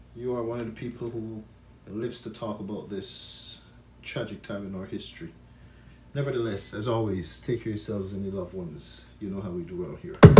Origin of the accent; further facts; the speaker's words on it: Jamaica; now in Canada; as a child growing up in Jamaica I never heard about broccoli until I came to Canada